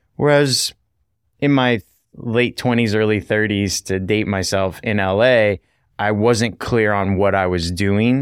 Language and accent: English; United States; moved away as an adult; also born or lived in Vietnam; growing up as an American